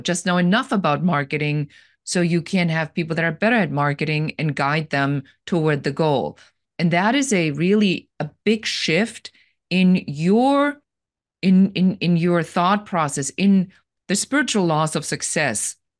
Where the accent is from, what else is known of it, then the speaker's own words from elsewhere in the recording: Germany; moved away as an adult; now in Los Angeles, United States; And I'm originally from Germany, and I live here now in Los Angeles.